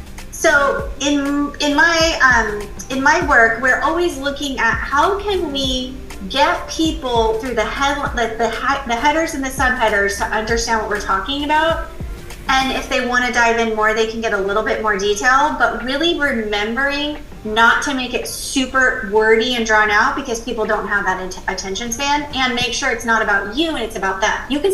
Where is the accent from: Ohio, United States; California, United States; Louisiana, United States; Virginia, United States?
California, United States; I came from California. I now live in the Carolinas